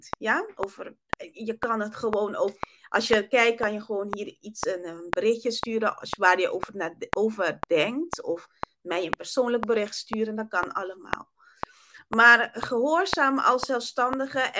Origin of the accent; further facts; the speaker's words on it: Curaçao; first language Papiamento; Dutch is a second language; ik kom eigenlijk uit Curaçao. Mijn moedertaal is Papiamento, is niet Nederlands.